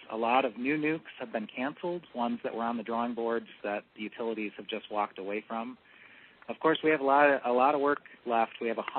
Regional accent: Michigan, United States; I'm from Michigan.

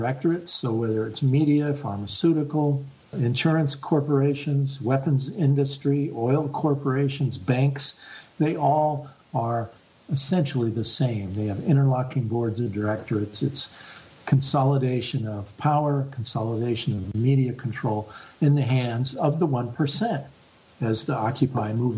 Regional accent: Bath, Maine, United States; my hometown in Bath, Maine, here in my town

